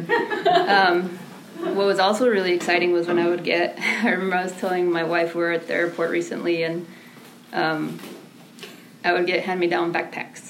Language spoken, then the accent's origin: English; McAllen, Texas, United States; also born or lived in Mexico; She raised us on a waitress salary in South Texas, in McAllen